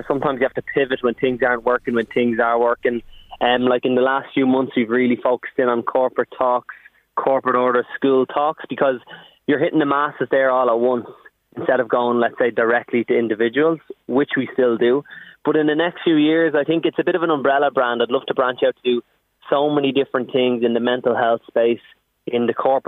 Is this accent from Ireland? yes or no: yes; Ireland; also born or lived in United States; as Irish people